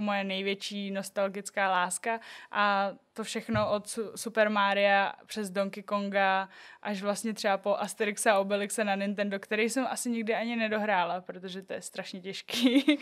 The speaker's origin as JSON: {"language": "Czech", "town": "Liberec", "region": "Liberec Region", "country": "Czechia", "moved": "yes", "lives_now": "Prague, Czech Republic", "said": "já jsem z Liberce, malý město, Byla jsem tam takový jako jedinej Aziat"}